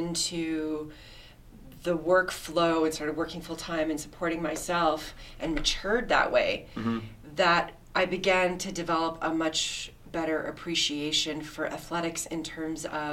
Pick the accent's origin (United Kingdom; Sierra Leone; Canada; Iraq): Canada; Toronto, Ontario; also born or lived in Winnipeg, Manitoba; I grew up in the East End, so sort of the Port Union and Lawrence area, Scarborough